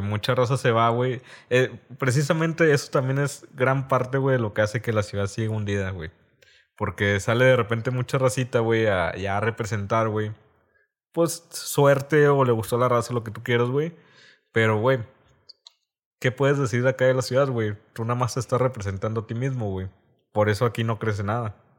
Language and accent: Spanish; Reynosa, Tamaulipas, Mexico